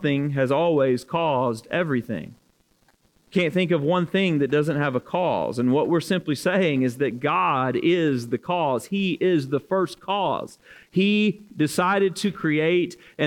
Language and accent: English; Alabama, United States; now in Louisville, United States; I am at heart from Alabama.